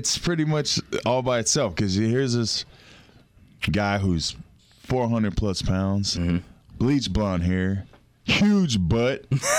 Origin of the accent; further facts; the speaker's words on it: Florida, United States; We're from Florida